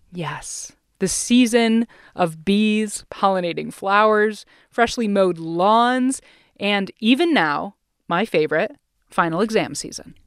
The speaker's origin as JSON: {"language": "English", "region": "Ohio", "country": "United States", "tie": "born or raised there", "said": "I grew up in Ohio"}